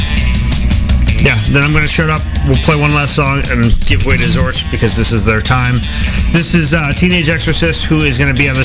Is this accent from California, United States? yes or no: no; Minnesota, United States; also born or lived in Iowa; I grew up in a small town in Minnesota for the most part